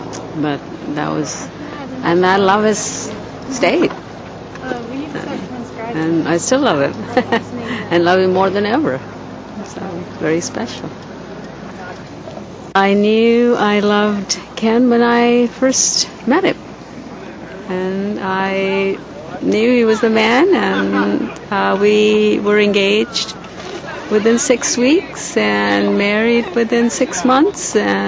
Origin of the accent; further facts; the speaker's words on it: India; moved away as an adult; now in United States; I came from India